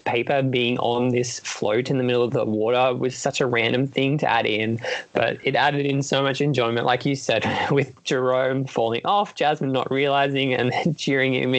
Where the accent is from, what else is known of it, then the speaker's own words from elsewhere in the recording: New South Wales, Australia; oh, it's my home state. I'm from New South Wales